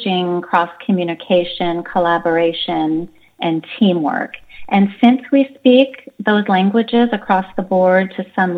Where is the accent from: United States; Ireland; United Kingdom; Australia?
United States; Seattle, Washington; I grew up in the Seattle area